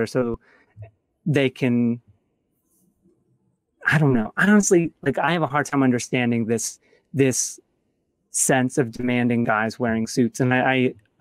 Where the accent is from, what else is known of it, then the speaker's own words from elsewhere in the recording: Grand Rapids, Michigan, United States; moved away; also born or lived in Atlanta; I grew up in Grand Rapids, Michigan